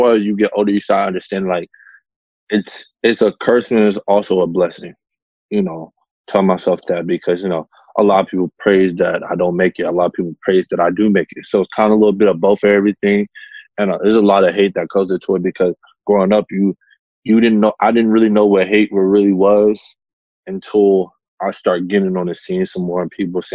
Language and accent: English; Atlanta, Georgia, United States; I'm from Atlanta, Georgia